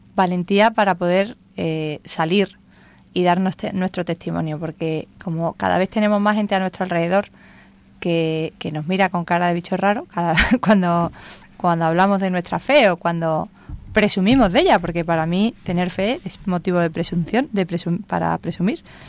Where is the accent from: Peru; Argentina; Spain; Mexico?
Spain; Andalusia; soy andaluza